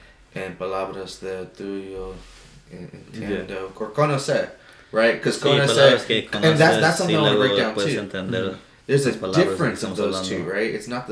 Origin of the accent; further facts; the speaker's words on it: California, United States; English is a second language; I'm from Cali.